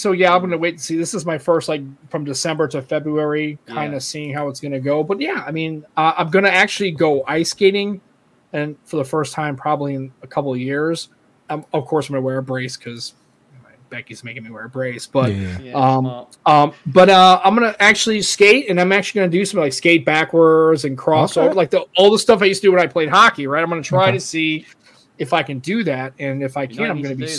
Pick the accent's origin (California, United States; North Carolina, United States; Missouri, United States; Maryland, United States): Missouri, United States; St. Louis; St. Louis, the whole.